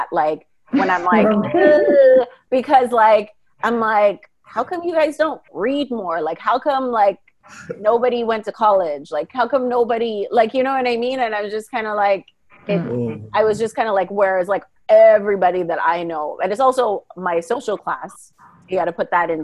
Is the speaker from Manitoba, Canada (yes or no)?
yes; Winnipeg, Manitoba, Canada; I was born and raised in Canada, in Winnipeg, Manitoba